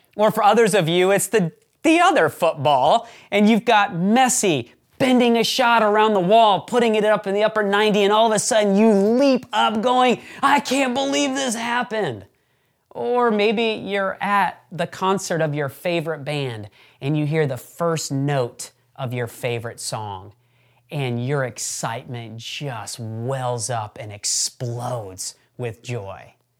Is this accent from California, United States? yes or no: no; Michigan, United States; moved away as an adult; now in Nashville, United States; growing up in Michigan